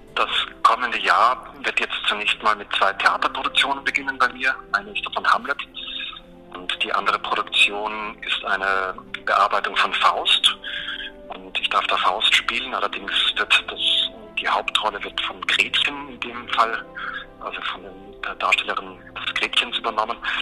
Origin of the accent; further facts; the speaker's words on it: Tyrol, Austria; also born or lived in Vienna, Austria; now in Cologne, Germany; die Verbindung zu Wien und, und auch zu Tirol, wo ich herkomme